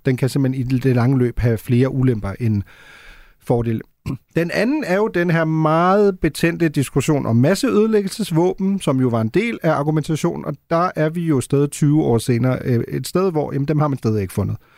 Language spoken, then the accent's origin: Danish; Germany; moved away; jeg er jo født og opvokset i Tyskland